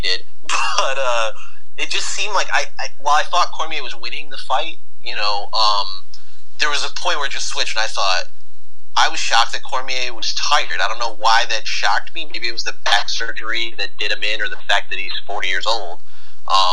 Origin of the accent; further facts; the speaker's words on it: Cleveland, Ohio, United States; I'm from Cleveland